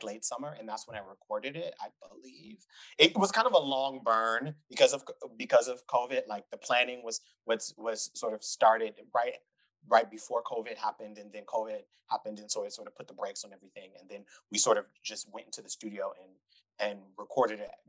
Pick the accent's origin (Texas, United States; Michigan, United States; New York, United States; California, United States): Michigan, United States; Detroit; moved away as an adult; also born or lived in Europe; now in Vienna, Austria; I grew up in Detroit, Michigan, but for most of my adult life, I've lived in Europe